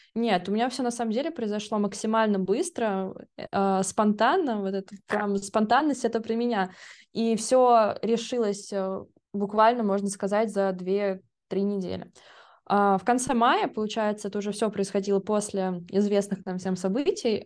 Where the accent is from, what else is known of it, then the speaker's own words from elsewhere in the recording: Russia; Я была одна из России